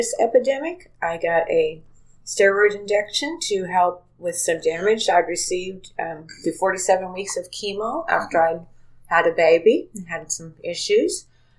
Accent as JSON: {"language": "English", "town": "Princeton", "region": "Indiana", "country": "United States", "tie": "born or raised there", "also_born_or_lived": "Hazleton, Indiana", "said": "was born and raised in Princeton"}